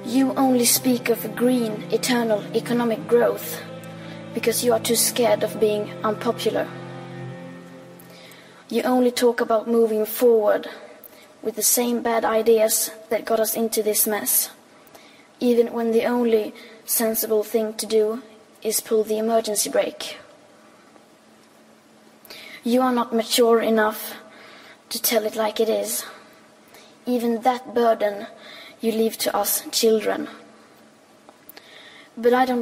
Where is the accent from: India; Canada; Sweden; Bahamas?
Sweden; I am 15 years old and I'm from Sweden.